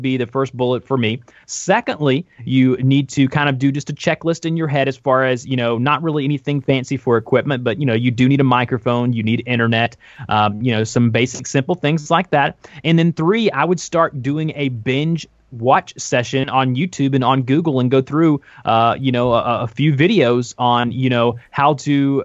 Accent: the South, United States; I'm from the South

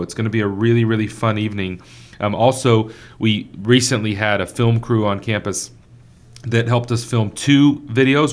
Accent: Victoria, Texas, United States; growing up in Victoria, Texas.

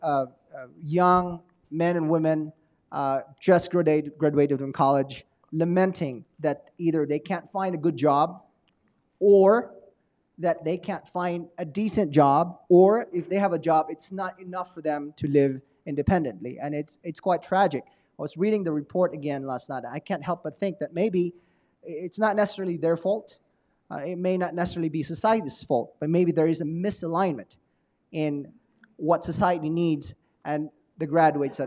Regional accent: Arizona, United States; now in Colorado, United States; I'm from Arizona

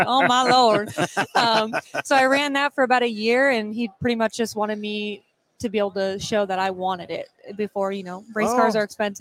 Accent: Arizona, United States; now in Oklahoma, United States; I'm from Arizona originally.

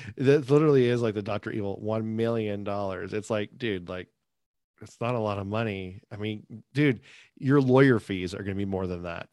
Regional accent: United States; I'm American

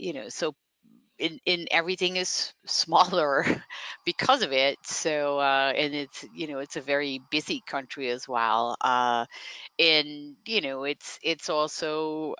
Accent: Netherlands; first language Dutch; English is a second language; moved away as an adult; also born or lived in Cape Cod, Massachusetts; now in United States; as a young person growing up, you had to learn English, you know, like Dutch is obviously the first language, but then you learn English. And then what I grew up near the German and Belgian border.

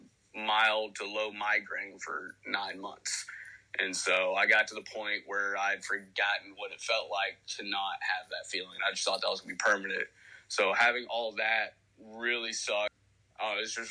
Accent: Tennessee, United States; I'm 25 from Tennessee.

